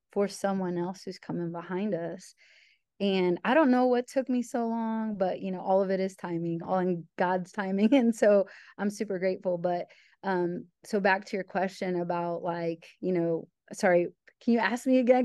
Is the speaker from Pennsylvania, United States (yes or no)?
no; Illinois, United States; moved away; also born or lived in New York / Ohio; I'm originally from Illinois, so I'm a Midwesterner